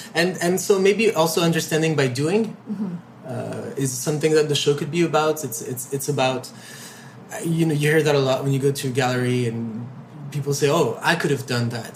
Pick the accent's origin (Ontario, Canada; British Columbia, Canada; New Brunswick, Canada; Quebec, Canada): Quebec, Canada; Montreal; i grew up in montreal